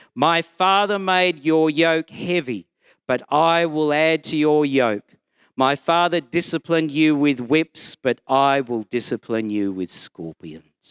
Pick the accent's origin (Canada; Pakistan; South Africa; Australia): Australia; Brisbane, Queensland; I'm from Brisbane and I'm a Baptist minister